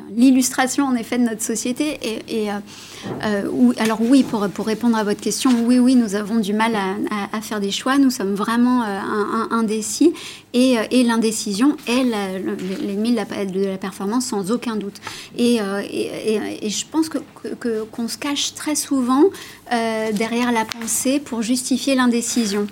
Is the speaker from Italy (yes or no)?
yes; Italy; je suis italienne